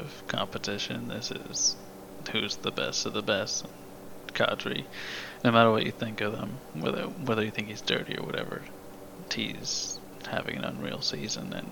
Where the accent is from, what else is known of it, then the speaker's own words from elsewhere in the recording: New York area, United States; I'm from that area